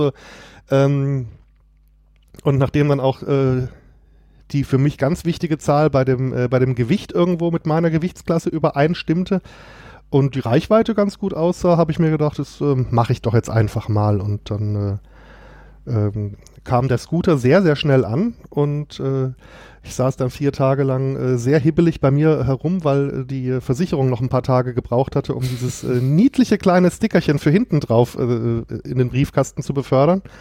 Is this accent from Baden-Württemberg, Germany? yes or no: yes; Kehl, Baden-Württemberg, Germany; Aus Kehl an der deutsch-französischen Grenze quasi. Also wer das jetzt nicht kennt, ist direkt neben Straßburg.